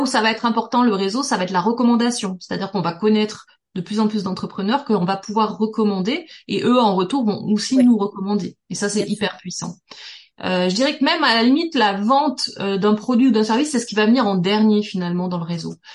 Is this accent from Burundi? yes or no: no; Toulouse, Occitania, France; moved away as an adult; also born or lived in Paris; je viens de Toulouse